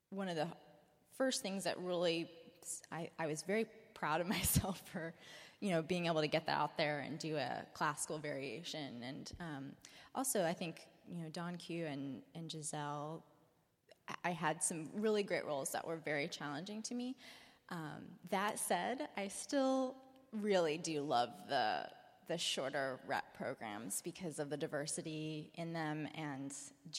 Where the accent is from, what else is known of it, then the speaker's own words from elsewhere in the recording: North Carolina, United States; now in San Francisco, United States; I'm from North Carolina